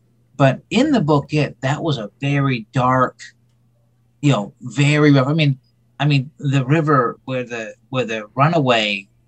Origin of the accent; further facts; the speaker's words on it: Bangor, Maine, United States; when it comes to growing up in Bangor